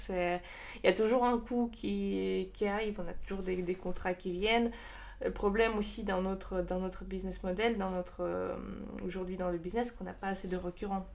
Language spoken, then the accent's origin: French; Saint Petersburg, Russia; French is a second language; moved away as an adult; now in Strasbourg, France; je suis de Saint-Pétersbourg